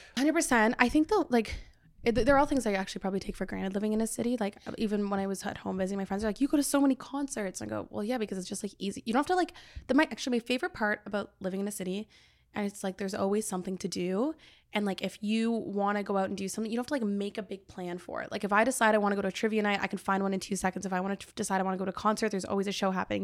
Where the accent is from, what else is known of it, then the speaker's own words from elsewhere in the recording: Cobourg, Ontario, Canada; now in Toronto, Canada; I went back to my hometown